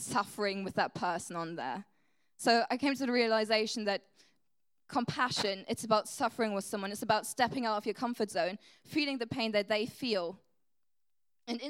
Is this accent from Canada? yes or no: no; Germany; first language German; English is a second language; moved away; English is not my first language. I'm from Germany